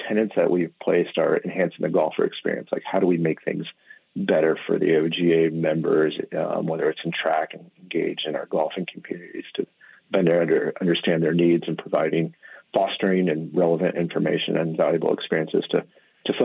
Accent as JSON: {"language": "English", "region": "Midwest", "country": "United States", "tie": "born or raised there", "also_born_or_lived": "Monterey, California", "moved": "yes", "lives_now": "Oregon, United States", "said": "I grew up in the Midwest"}